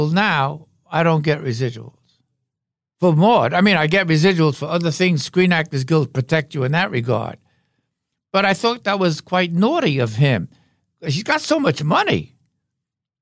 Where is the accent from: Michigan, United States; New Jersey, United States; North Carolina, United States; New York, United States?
New York, United States; New York City; also born or lived in Revere, Massachusetts; I was raised in Brooklyn.